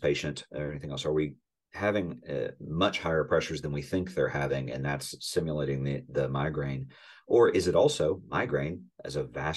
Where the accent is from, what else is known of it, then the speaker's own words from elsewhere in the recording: the South, Southern United States, United States; I'm a Southerner